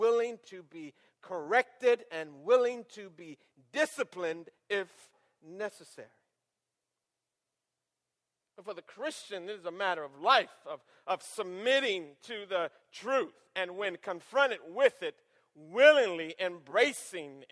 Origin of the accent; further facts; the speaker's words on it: Michigan, United States; now in Atlanta, United States; I grew up in Michigan